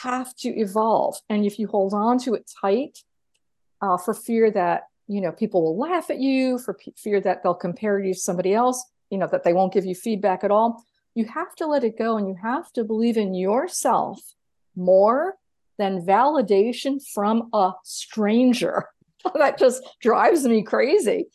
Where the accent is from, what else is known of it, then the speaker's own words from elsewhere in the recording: New York, United States; moved away; I'm originally from New York. I didn't even grow up with a car